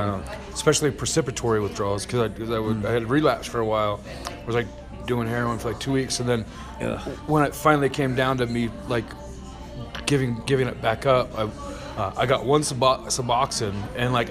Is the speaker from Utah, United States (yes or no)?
yes; Price, Utah, United States; also born or lived in Ohio; now in Tooele, United States; I was born in Price, Utah. I've been kind of all over the country.